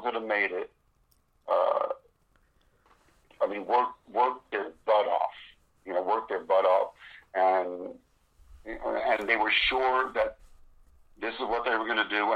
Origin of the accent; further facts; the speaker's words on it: New York City, New York, United States; moved away; also born or lived in Las Vegas; I'm from New York City